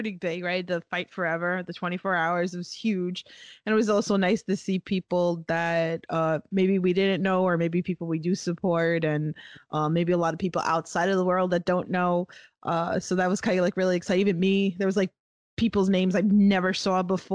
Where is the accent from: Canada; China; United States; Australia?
United States; New York; I'm from New York.